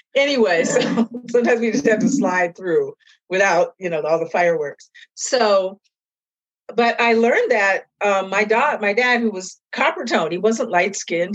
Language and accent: English; Seattle, Washington, United States; moved away as an adult; now in East Coast, United States; growing up where I grew up, when I grew up, how I grew up in Seattle was really great as a mixed kid